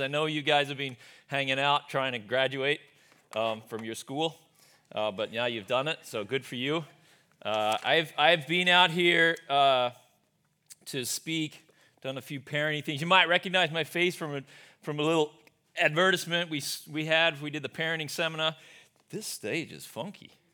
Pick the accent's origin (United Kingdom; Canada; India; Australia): Australia; moved away as an adult; also born or lived in Sioux Center, Iowa, United States; now in United States; I grew up, born and raised in Australia. I left there, I came over to the U S